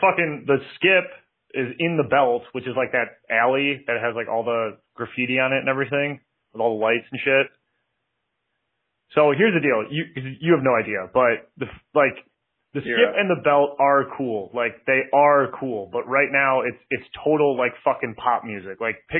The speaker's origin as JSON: {"language": "English", "town": "Detroit", "region": "Michigan", "country": "United States", "said": "I'm from Detroit."}